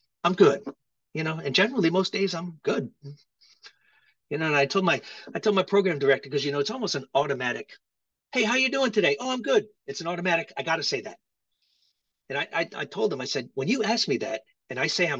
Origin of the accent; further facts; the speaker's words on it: Rhode Island, United States; moved away as an adult; also born or lived in Hawaii; I grew up in Rhode Island, which is the ocean state. I grew up on the water